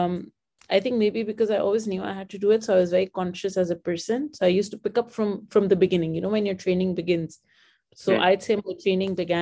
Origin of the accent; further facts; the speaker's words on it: Pakistan; moved away as an adult; now in Dubai, United Arab Emirates; I was born in Pakistan and I never wanted to move out of Pakistan